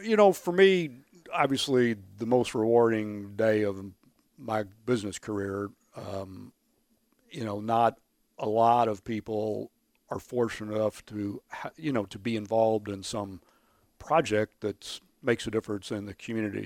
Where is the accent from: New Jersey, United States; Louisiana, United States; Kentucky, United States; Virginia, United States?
Kentucky, United States; Louisville; I grew up running around Cardinal Stadium, going to U of L football games since I was a, a, a little kid